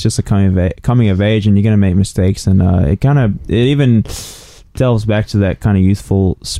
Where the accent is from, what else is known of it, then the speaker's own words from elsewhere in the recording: Sydney, New South Wales, Australia; moved away; Windsor-ish area.